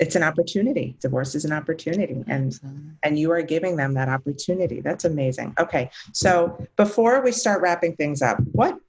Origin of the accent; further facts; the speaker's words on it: Long Island, New York, United States; now in Miami, United States; I'm from Long Island